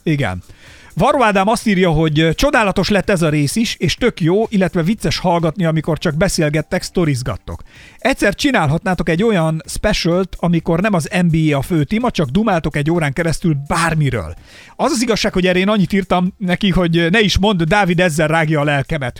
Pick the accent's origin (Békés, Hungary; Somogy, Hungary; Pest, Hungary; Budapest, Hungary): Somogy, Hungary; én somogyi gyerek vagyok